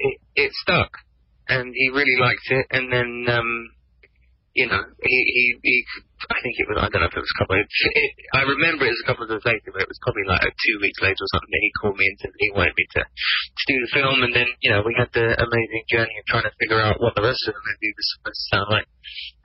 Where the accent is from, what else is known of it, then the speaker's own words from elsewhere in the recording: England, United Kingdom; I'm English